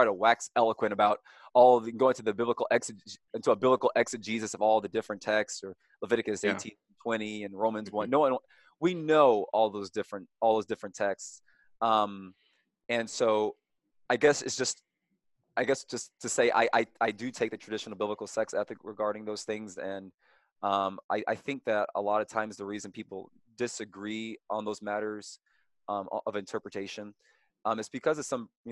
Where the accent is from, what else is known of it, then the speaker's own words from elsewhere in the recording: Louisville, Kentucky, United States; I am from Louisville, Kentucky, born and raised